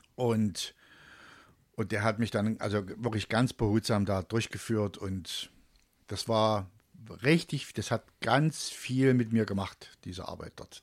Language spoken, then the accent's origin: German; Leipzig-North/Delitzsch area, northern Saxony, Germany; also born or lived in Dresden; now in Döbeln, Germany; ich komme ja eigentlich aus dem Norden von Sachsen, mhm. also aus dem, aus den Leipzig-Nord-Delitscher-Gebiet, genau. da komme ich eigentlich her.